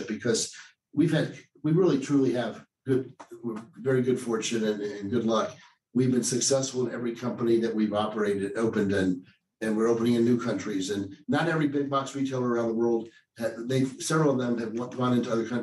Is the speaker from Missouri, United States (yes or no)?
no; Atlanta, Georgia, United States; also born or lived in New York; now in Seattle, United States; I grew up in Atlanta